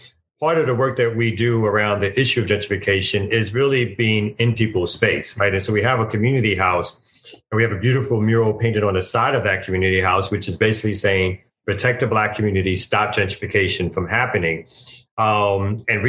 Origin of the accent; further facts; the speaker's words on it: New York City, New York, United States; I'm originally from Brooklyn, New York